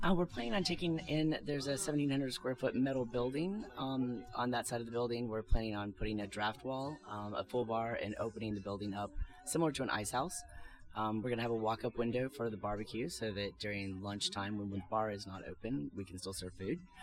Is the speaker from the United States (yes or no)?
yes; Louisiana, United States; moved away; I'm from Louisiana